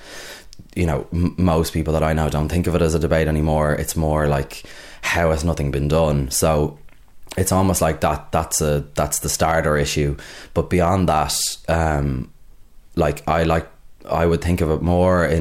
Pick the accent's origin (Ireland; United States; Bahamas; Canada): Ireland; Dublin, Leinster; I'm originally from Clontarf, so I used to vote in Dublin by North.